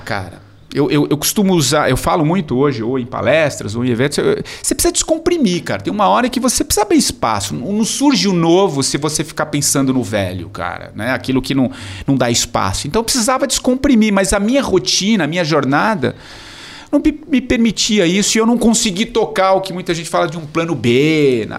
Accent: São Paulo, Brazil; also born or lived in Tupã, São Paulo; Eu sou de São Paulo

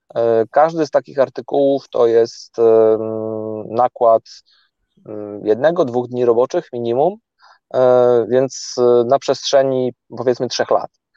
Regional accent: Gdańsk, Pomeranian Voivodeship, Poland; wszyscy jesteśmy z Gdańska

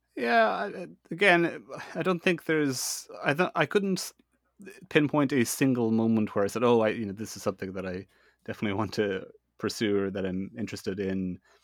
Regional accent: Ireland; I'm Irish, eh? I kind of live in, in Ireland.

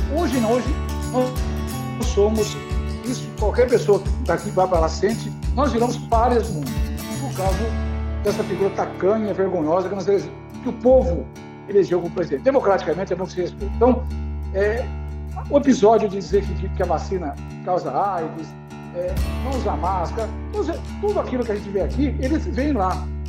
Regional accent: Brazil; sou brasileiro, apesar de pesar, me orgulho disso

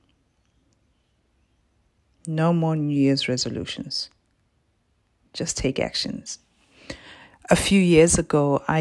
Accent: Botswana; now in Perth, Australia; I was born and raised in Botswana in Southern Africa and currently live in Perth in Western Australia

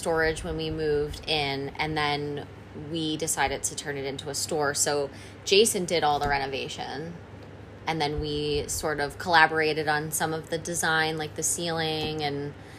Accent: Scranton, Pennsylvania, United States; moved away as an adult; also born or lived in Philadelphia; We moved back to my hometown. Okay. So Wilkes-Barre-Scranton area.

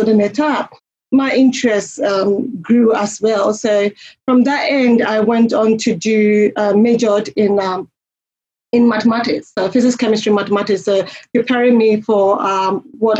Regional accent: Ghana; moved away as an adult; also born or lived in United Kingdom / Mackay, Queensland, Australia; now in Australia; in my home country, I come from Ghana

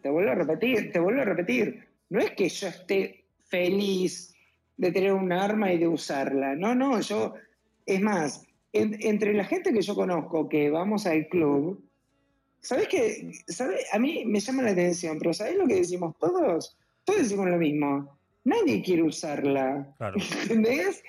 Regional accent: Argentina; Acá en Argentina hay mucha inseguridad

